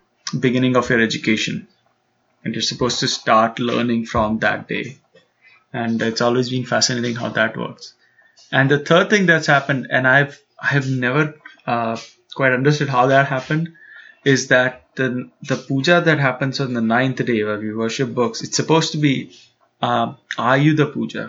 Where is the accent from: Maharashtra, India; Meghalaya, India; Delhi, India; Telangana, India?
Maharashtra, India; Mumbai; growing up in Bombay